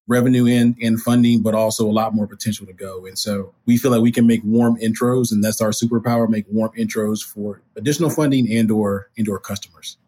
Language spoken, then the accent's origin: English; Alabama, United States; moved away as an adult; also born or lived in Tallahassee, Florida; now in Atlanta, United States; I'm originally from Alabama